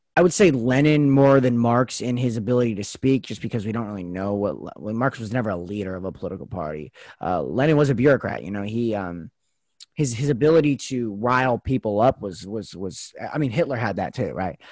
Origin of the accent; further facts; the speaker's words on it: United States; as American citizens